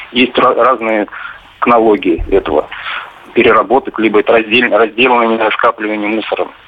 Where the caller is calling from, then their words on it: Monino, Moscow Oblast, Russia; Я из Монина.